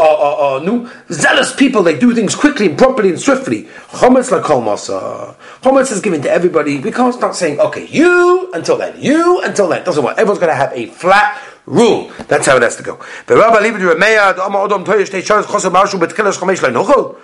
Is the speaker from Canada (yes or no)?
no; England, United Kingdom; I'm from England.